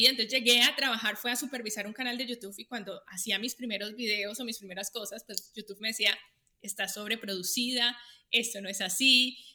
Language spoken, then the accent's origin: Spanish; Colombia; now in United States; yo vivo agradecida porque vine a un país, o sea, yo me mudé de Colombia a Estados Unidos